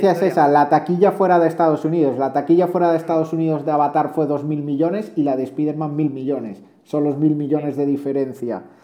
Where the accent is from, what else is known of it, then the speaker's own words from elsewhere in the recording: Granada, Andalusia, Spain; yo que soy de Granada